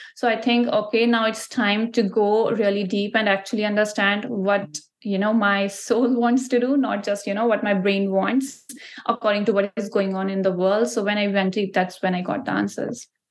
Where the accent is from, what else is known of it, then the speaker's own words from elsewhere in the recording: Ludhiana, Punjab, India; moved away as an adult; now in Canada; I'm from Ludhiana, which is a city in Punjab. So Punjab is like a province, as we call here in Canada. There we call state. So Punjab is a state in India. So that's where I'm from. That's where I grew up and I was born there